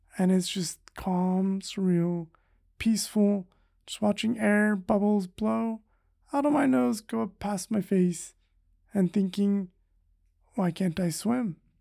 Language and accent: English; Madera, California, United States; Originally, I'm from, uh, the Central Valley in California